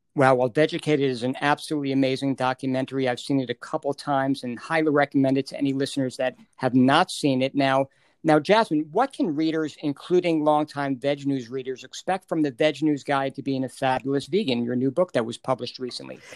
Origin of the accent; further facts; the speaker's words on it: New York, United States; I was born and raised in New York